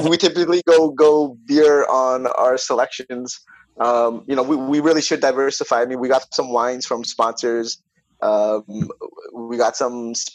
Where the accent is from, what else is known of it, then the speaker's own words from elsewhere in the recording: Toronto, Ontario, Canada; I'm from Toronto, so we went to the LCBO